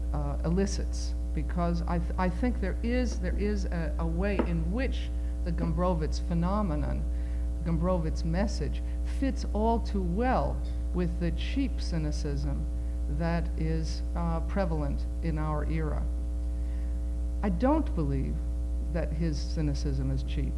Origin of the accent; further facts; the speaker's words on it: United States; all four of my grandparents were born in what was then not Poland, but is today Poland. Uh, I am an American